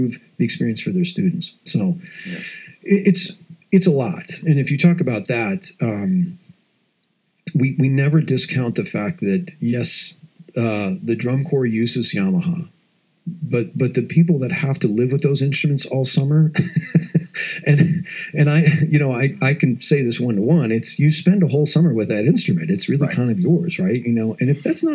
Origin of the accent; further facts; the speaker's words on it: Madison, Wisconsin, United States; moved away; I grew up just outside of Madison, Wisconsin